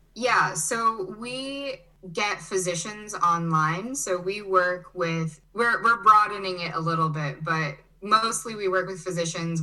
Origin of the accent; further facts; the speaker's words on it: Chicago, Illinois, United States; also born or lived in Brazil / Germany; now in Charlottesville, United States; I was born in Brazil and I grew up in Chicago, Illinois. Um, but I kind of went back and forth throughout my childhood